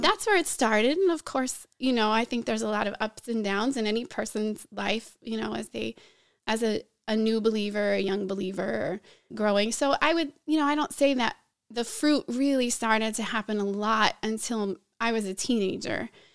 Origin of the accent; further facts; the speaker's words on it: Pennsylvania, United States; moved away as an adult; also born or lived in Brazil; now in Chicago, United States; I grew up mostly in Pennsylvania